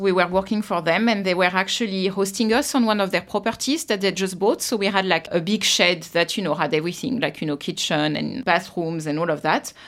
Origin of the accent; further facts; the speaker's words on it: Versailles, Île-de-France, France; moved away as an adult; also born or lived in Paris, France; now in Australia; I was born in, uh, Paris, France. And I grew up in Versailles